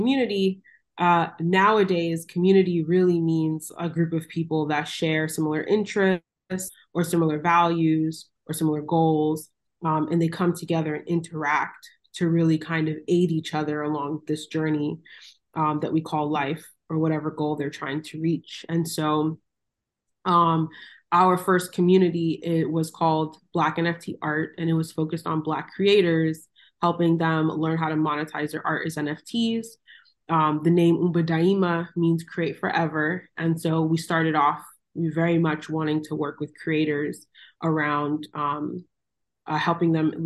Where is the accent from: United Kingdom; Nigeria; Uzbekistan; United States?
United States; Miami, Florida; moved away as an adult; also born or lived in Los Angeles, California; So I am originally from Miami, Florida, born and raised. My parents are Jamaican